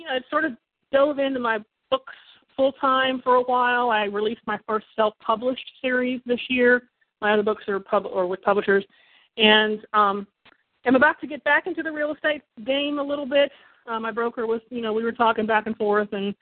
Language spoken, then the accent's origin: English; Kentucky, United States; now in Ann Arbor, United States; I live in Ann Arbor, Michigan. I'm originally from Kentucky